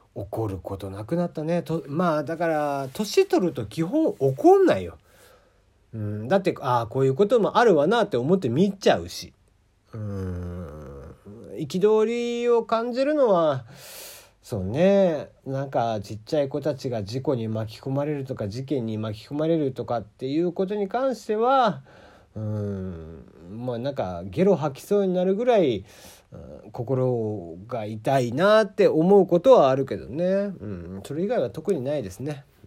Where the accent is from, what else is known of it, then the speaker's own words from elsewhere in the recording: Kagoshima, Japan; accent: Kagoshima dialect; moved away; also born or lived in Fukuoka; 鹿児島の人間、鹿児島生まれの人間なんで、鹿児島弁になった時が多分一番切れてる